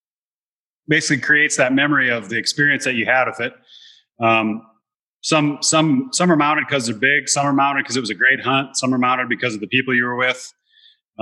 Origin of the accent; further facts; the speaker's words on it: South Dakota, United States; when I grew up in South Dakota, I would go to my grandpa's farm